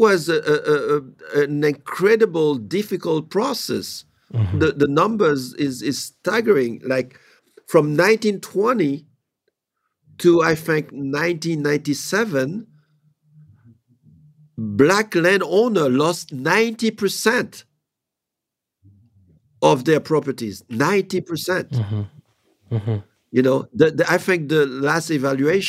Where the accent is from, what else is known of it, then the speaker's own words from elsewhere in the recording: Haiti; moved away; I do have a few properties in Haiti, which is my home country